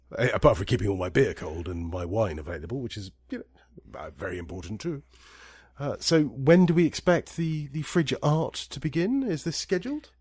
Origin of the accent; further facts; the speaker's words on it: Scotland, United Kingdom; now in Italy; I'm more Scottish than Irish